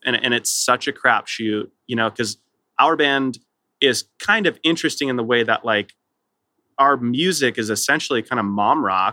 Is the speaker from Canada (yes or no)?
no; Southern California, United States; I grew up in Southern California